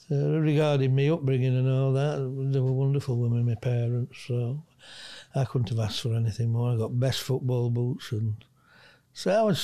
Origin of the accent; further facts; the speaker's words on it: Bristol, South West England, United Kingdom; You know, I'm from Bristol and I go, I've seen Joe Jordan, he's from Bristol.